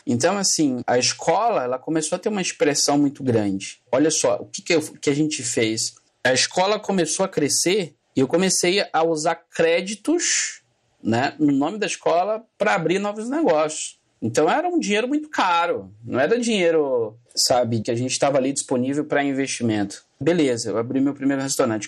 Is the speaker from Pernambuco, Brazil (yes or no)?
yes; interior of Pernambuco, Brazil; moved away as an adult; now in São Paulo, Brazil; Meu pai é comerciante, nós somos do interior de Pernambuco, uma cidade entre Pernambuco e Alagoas. E meu pai tinha comércio lá